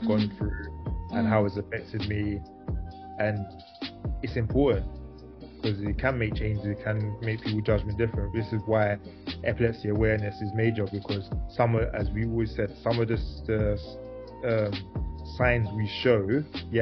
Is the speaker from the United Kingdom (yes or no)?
yes; London, United Kingdom; I grew up in South London